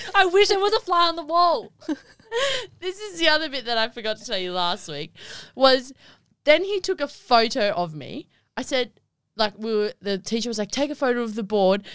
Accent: Wagga Wagga, New South Wales, Australia; I was born in Wagga Wagga on the twenty-first of the eleventh, two thousand three

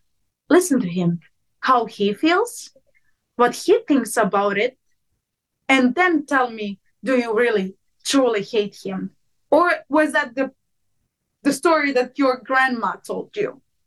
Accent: Montenegro; accent: Serbian; English is a second language; I go, they don't know where I came from, because I don't even speak like a Montenegrin. I speak like I'm from Serbia.

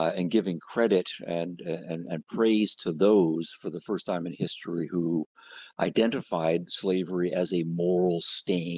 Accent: Canada; moved away as an adult; now in United States; I grew up in Canada

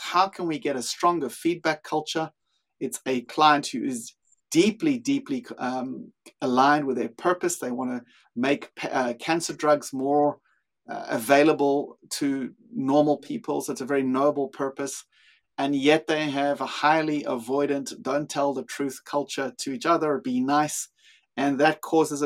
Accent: South Africa; accent: South African; moved away as an adult; also born or lived in Australia / Europe; now in Sydney, Australia; My accent is actually South African. I've lived in Australia for 20 something years. I lived in Europe for a while as well and worked there in the same field. But yeah, grew up in South Africa

